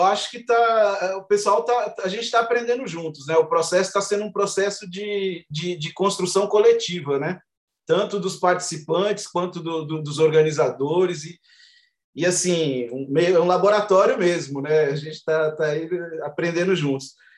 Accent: Gama, Federal District, Brazil; Eu sou da, da periferia do Gama, moro no Gama

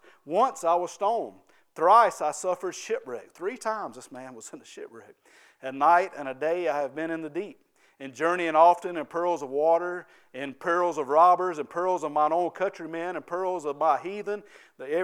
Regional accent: Ware Shoals, South Carolina, United States; I'm from Ware Shoals and I talk a little bit different than most people.

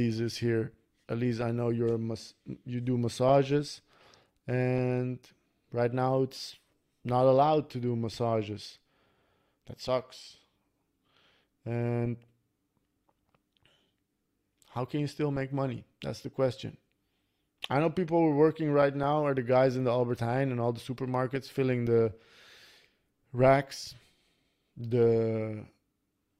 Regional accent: Netherlands; when I was growing up in Holland, we didn't have much money

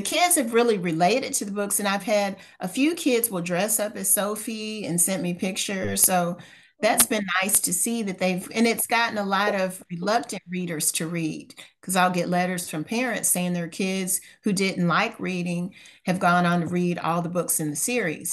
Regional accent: Louisville, Kentucky, United States; moved away as an adult; now in Houston, United States; I've lived in Houston for nineteen years. I'm originally from Louisville, Kentucky.

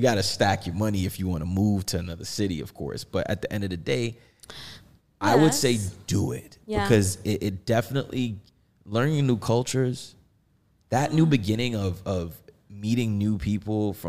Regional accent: Bahamas; born there; We started off, I mean, I was born in the Bahamas.

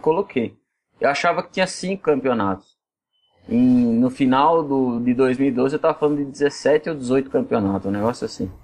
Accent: Jundiaí, São Paulo, Brazil; accent: arrastado (caipira interior accent); Eu sou de Jundiaí, interior de São Paulo, você vê que eu bem arrastado

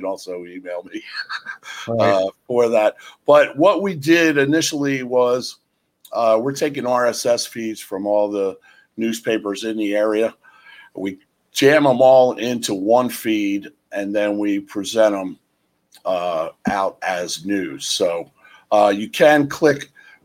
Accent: Lansdale, Pennsylvania, United States; I'm originally from the Indian Valley and the Lansdale area

